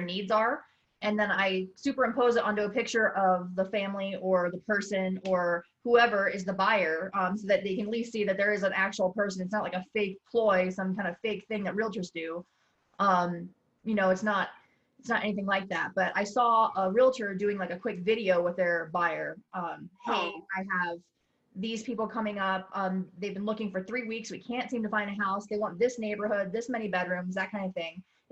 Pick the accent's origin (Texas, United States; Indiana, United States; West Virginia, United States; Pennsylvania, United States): Pennsylvania, United States; Hershey; also born or lived in New York City; now in Colorado, United States; I'm from Hershey, Pennsylvania